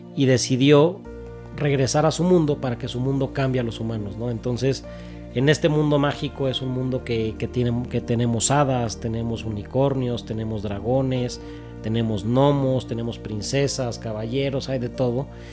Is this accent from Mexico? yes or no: yes; Mexico; como buen mexicano